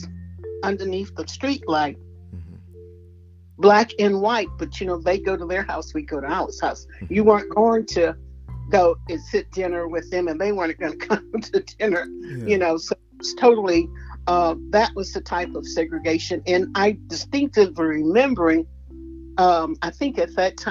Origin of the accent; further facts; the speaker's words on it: New Orleans, Louisiana, United States; moved away as an adult; now in Memphis, United States; I am from New Orleans, Louisiana.